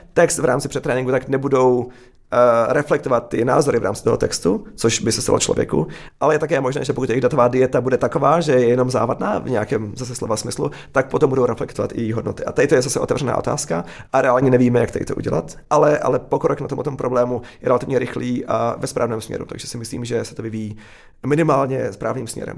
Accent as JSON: {"language": "Czech", "country": "Czechia", "also_born_or_lived": "Silicon Valley, United States", "moved": "yes", "said": "jako Čech, eh, se silným, eh, vztahem k Česku"}